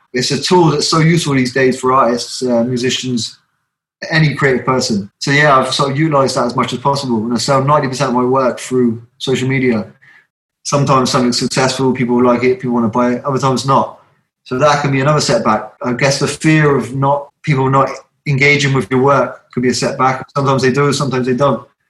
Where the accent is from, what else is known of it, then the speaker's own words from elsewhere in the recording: Southampton, South East England, United Kingdom; moved away as an adult; now in South Wales, United Kingdom; I'm from Southampton originally